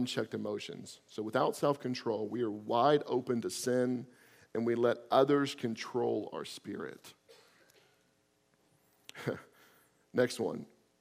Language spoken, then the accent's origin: English; Florida, United States; I'm from Florida